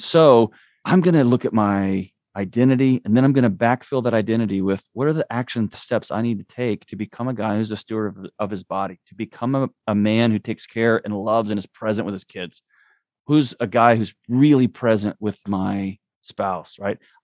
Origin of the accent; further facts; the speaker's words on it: Texas, United States; now in Nashville, United States; I was born and raised in Texas